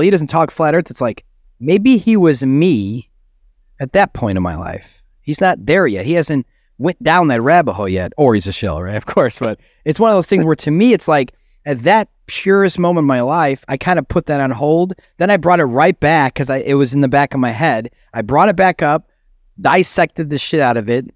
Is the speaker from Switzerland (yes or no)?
no; Chicago, Illinois, United States; I'm from Chicago